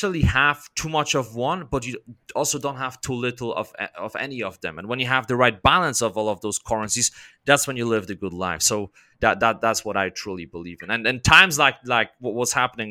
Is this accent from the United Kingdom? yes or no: no; Poland; I'm from Poland